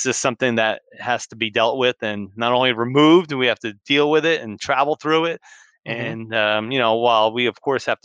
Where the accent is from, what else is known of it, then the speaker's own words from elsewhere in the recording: New Jersey, United States; Growing up as a kid, I grew up in New Jersey